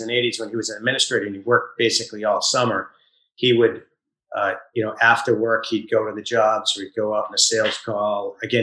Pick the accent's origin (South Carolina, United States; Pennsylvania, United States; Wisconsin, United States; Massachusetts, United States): Massachusetts, United States; Easton; also born or lived in Walpole, Massachusetts; I grew up in Easton, actually in Walpole till I was 7. Then we moved to Easton